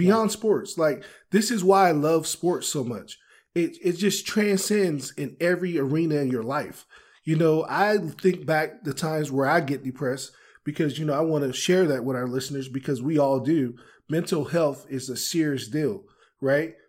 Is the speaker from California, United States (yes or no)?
no; Maryland, United States; I'm from Maryland